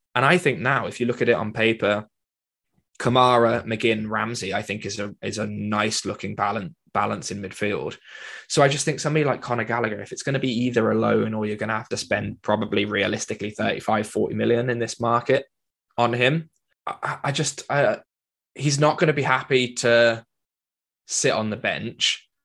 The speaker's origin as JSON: {"language": "English", "region": "Wales", "country": "United Kingdom", "said": "as a Welshman"}